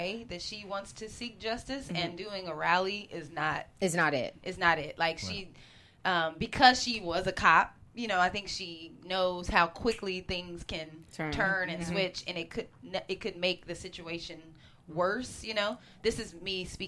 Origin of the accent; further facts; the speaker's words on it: Northern California, United States; I'm from Northern California as well, and there is a very high Asian population in Northern California